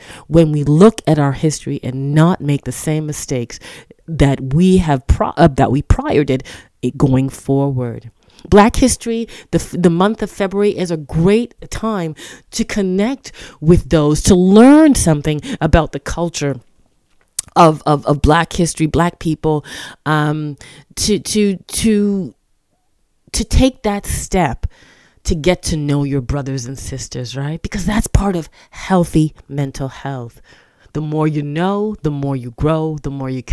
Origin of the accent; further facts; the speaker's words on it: Toronto, Ontario, Canada; I'm from Toronto, Canada